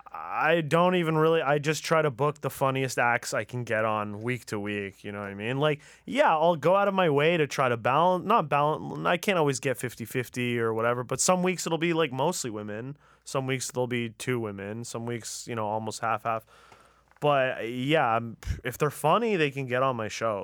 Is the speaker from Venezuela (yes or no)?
no; Tehran, Tehran Province, Iran; moved away; I'm from Tehran